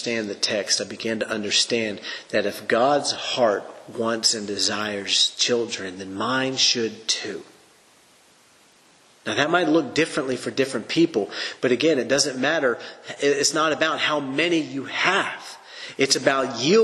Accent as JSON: {"language": "English", "country": "United States", "tie": "born or raised there", "said": "I was raised in the American culture"}